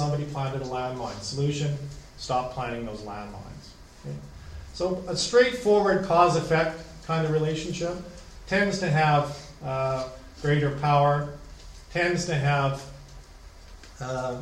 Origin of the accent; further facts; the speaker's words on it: Canada; As a Canadian